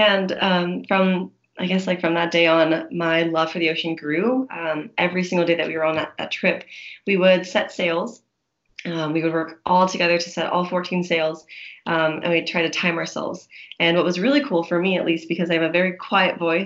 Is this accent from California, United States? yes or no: yes; Palmdale, California, United States; I was born in Palmdale, like kind of born and raised in the desert